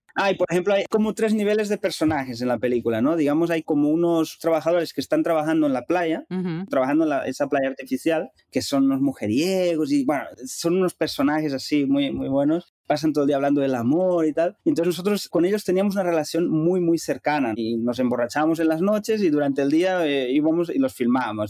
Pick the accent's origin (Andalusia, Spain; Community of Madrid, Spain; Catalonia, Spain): Catalonia, Spain; Capellades; moved away as an adult; also born or lived in Cuba / Dominican Republic / Barcelona; en Capellades, donde yo nací y crecí